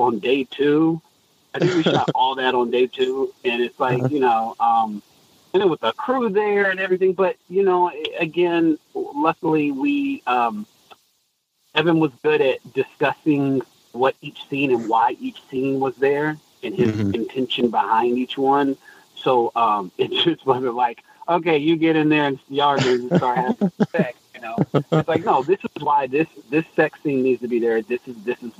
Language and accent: English; Alabama, United States; I'm from Alabama